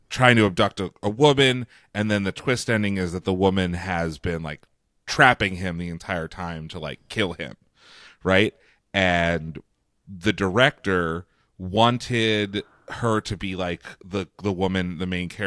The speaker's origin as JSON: {"language": "English", "region": "London", "country": "United Kingdom", "said": "I'm from London. I am."}